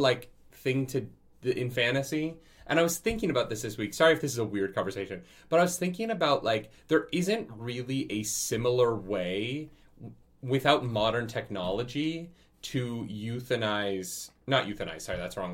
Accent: Canada; being Canadian

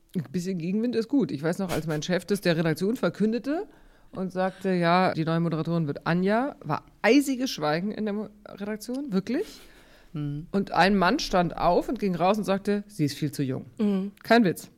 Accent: Munich, Bavaria, Germany; now in Hamburg, Germany; ich bin, wie gesagt, in München aufgewachsen mit zwei Brüdern

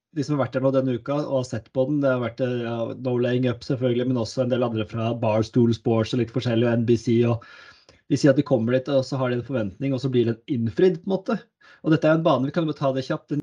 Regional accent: Norway; som nordmann

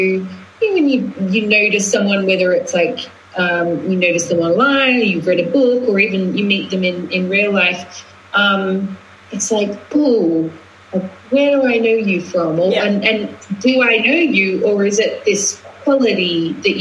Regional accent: Australia; moved away as an adult; also born or lived in London; now in Glastonbury, United Kingdom; when I grew up in Australia, I was very Australian. Then I went traveling, and then I moved to London, and London had its way with me, and I became a hybrid of the two. And then now I live in Glastonbury

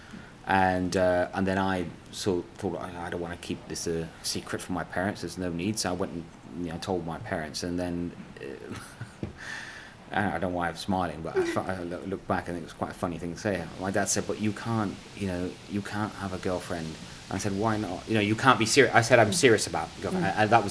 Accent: Bristol, South West England, United Kingdom; born or raised there; accent: English; first language Punjabi; English is a second language

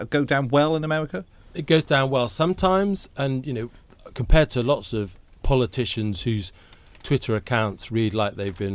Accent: United Kingdom; I'm much rather glad that I'm a British citizen with our gun laws.

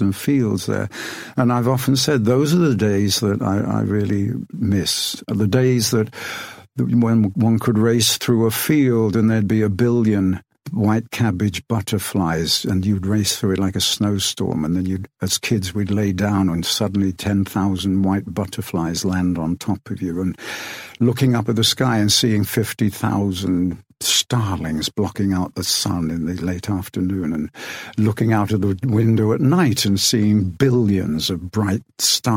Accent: Rothwell, East Midlands, United Kingdom; born or raised there

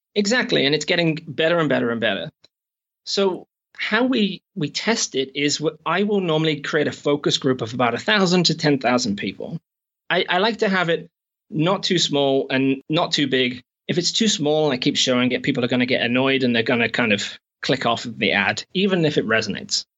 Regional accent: England, United Kingdom; moved away as an adult; also born or lived in Shropshire / America / Canada; now in New Zealand; I'm actually from England, but I've not been back in eight or nine years

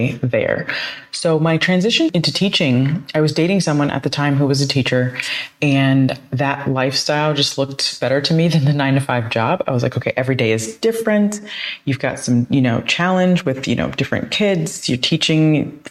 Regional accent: Columbus, Ohio, United States; moved away as an adult; also born or lived in Toledo, Ohio / Florida; now in Buenos Aires, Argentina; I grew up in Columbus, Ohio, went to the University of Toledo

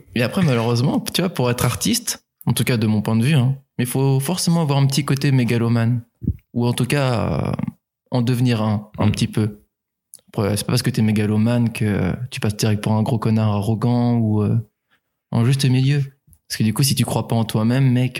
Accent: Nantes, Pays de la Loire, France; moved away as an adult; also born or lived in Angers; now in Rennes, France; Avant, j'étais de Nantes

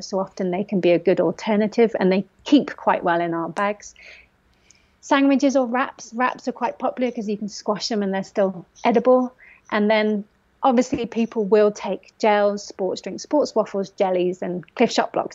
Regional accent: Forest of Dean, South West England, United Kingdom; I grew up in the Forest of Dean, so had trails on the back door

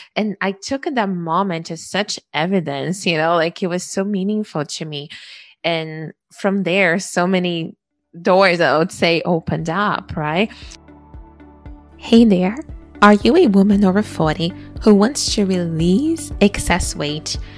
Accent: Brazil; now in Canada; I was born in Brazil

